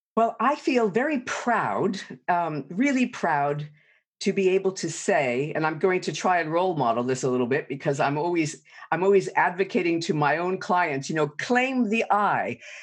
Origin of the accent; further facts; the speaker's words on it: New York City, New York, United States; I grew up in New York City